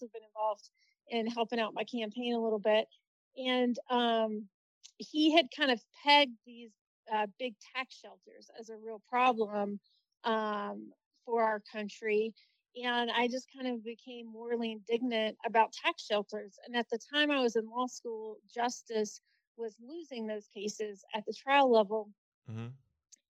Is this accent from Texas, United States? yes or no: no; Williston, South Carolina, United States; my hometown of Williston in Barnwell County. Really small town. Grew up there in a double-wide trailer